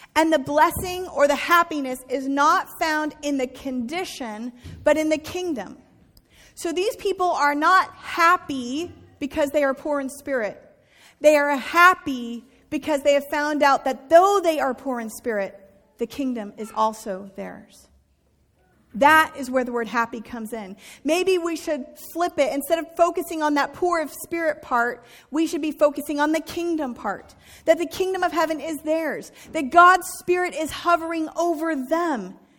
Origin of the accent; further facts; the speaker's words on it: United States; as American Christians